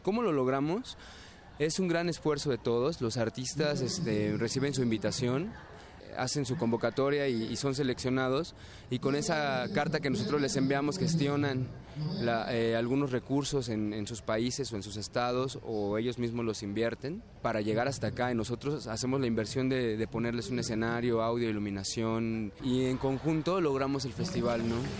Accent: Mexico City, Mexico; soy de la Ciudad de México

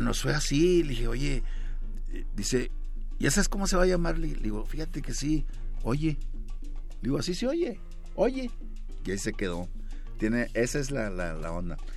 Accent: Monterrey, Nuevo León, Mexico; Yo nací en la Nuevo Repueblo, una colonia también de Monterrey

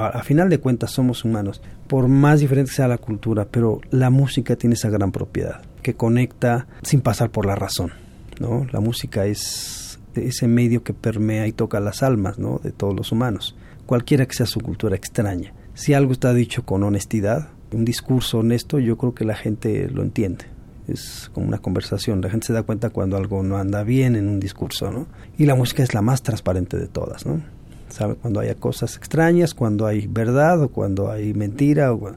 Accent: Mexico; ni somos caribeños, ni somos estos, nacidos en México

